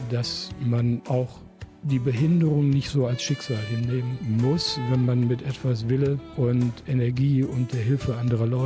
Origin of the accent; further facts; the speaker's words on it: Moers, North Rhine-Westphalia, Germany; also born or lived in Duisburg / Neukirchen-Vluyn; ich bin, wie du schon gesagt hast, in äh, Duisburg im Krankenhaus geboren. Dann war mein Elternhaus in Hochheide, was damals noch Groß Mörs war. Und dann bin ich groß geworden in Hülsdonk und bin dann umgezogen für kurze Zeit nach Duisburg-Homberg